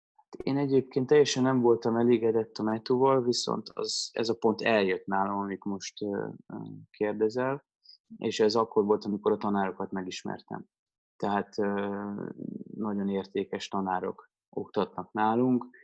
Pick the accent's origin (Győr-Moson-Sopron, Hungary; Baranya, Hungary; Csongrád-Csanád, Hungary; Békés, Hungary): Baranya, Hungary; Pécs; moved away; also born or lived in Budapest; én Pécsi vagyok